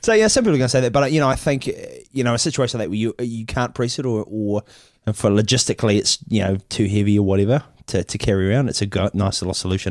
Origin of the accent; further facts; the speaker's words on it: Auckland, New Zealand; we come from New Zealand, Auckland, New Zealand